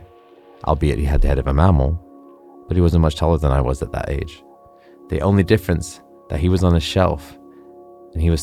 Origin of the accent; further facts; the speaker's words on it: Vancouver, British Columbia, Canada; now in London, United Kingdom; As a young Hindu Punjabi boy growing up in Vancouver, Canada